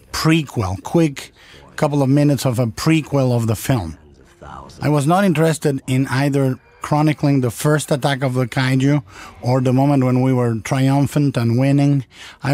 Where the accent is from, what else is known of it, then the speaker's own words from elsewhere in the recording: Mexico; growing up in Mexico in the 1960s